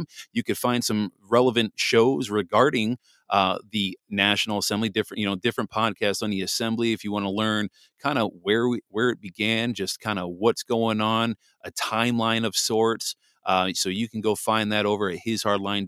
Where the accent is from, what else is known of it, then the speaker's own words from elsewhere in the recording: Pittsville, Wisconsin, United States; also born or lived in New Jersey; I grew up in Pittsville, Wisconsin, there in Wood County. That's where I went to junior high and high school and graduated there. And I, moved there from New Jersey, but I call Wisconsin home